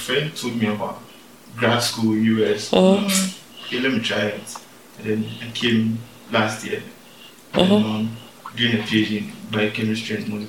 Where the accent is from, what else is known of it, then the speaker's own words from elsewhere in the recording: Takoradi, Western Region, Ghana; moved away; also born or lived in Kumasi, Ghana; I grew up in Takrade.